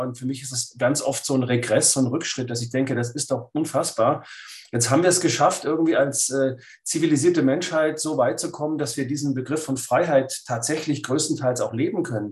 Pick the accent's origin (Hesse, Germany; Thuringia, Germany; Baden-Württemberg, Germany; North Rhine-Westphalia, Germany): Baden-Württemberg, Germany; Lake Constance; ich bin am Bodensee aufgewachsen als Schwabe.